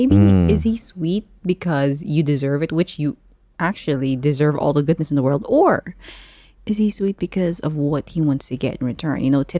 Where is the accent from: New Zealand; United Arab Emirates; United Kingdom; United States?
United Arab Emirates; Dubai; because I was raised in Dubai, I understand Ilonggo, but I'm not necessarily the most fluent Ilonggo speaker.